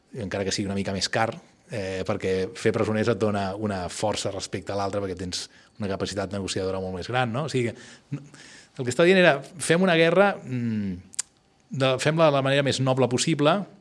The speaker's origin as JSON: {"language": "Catalan", "town": "Barcelona", "region": "Catalonia", "country": "Spain", "said": "jo, que sóc un barceloní eh, que viu aquí"}